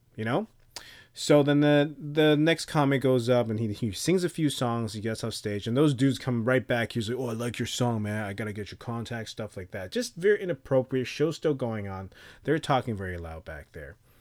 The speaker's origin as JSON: {"language": "English", "town": "Taipei", "country": "Taiwan", "tie": "born or raised there", "moved": "yes", "said": "I grew up in a place where there's cockroaches everywhere in Taipei"}